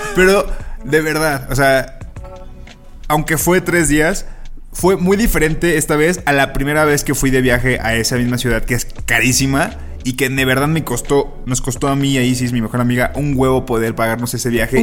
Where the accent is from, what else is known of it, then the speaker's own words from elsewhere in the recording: Mexico; como mexicanos